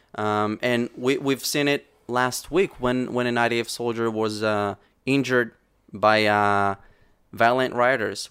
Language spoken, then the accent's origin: English; Safed, Northern District, Israel; also born or lived in Samaria; I was born and raised in the countryside, in, in the Galilee, in Samaria and the Galilee